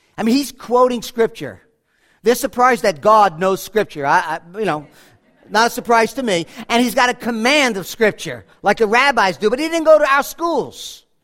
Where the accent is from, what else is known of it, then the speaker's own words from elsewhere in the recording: Monsey, New York, United States; I grew up in Muncie, New York